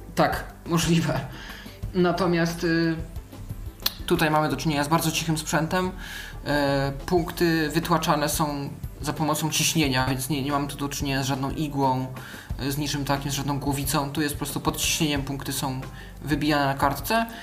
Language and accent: Polish; Poland; jestem z Polski